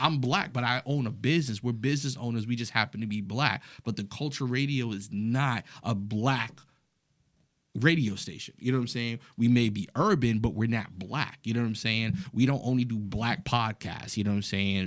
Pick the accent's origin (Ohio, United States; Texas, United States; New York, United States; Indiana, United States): New York, United States; New York City; I was raised in the Bronx, New York